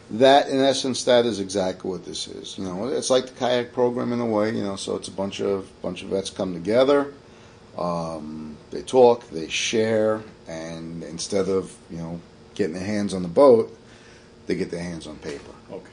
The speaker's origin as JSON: {"language": "English", "town": "New York City", "region": "New York", "country": "United States", "moved": "yes", "said": "I'm from Staten Island originally"}